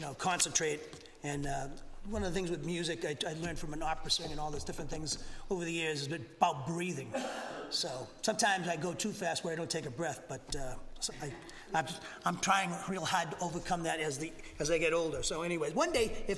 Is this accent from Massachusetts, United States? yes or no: yes; Massachusetts, United States; moved away as an adult; also born or lived in Alabama; now in Huntsville, United States; I'm from Massachusetts, okay? I'm a Yankee, and I'm your pastor here down in Alabama